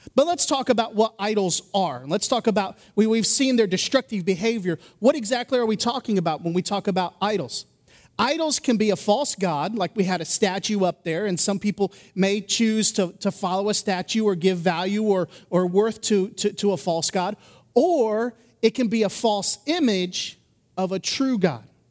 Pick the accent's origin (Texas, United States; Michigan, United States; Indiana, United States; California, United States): Indiana, United States; moved away; I grew up in Indiana